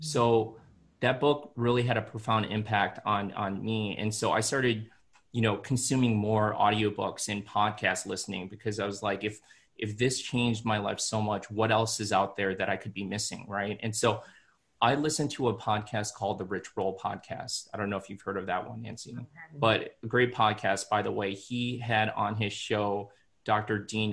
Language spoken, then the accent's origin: English; Philippines; And as I said, I'm Filipino, so I had to basically reprogram my mind and my way of living through this whole process.